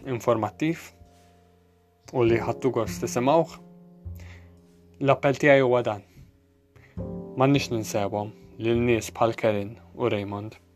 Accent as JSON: {"language": "Maltese", "country": "Malta"}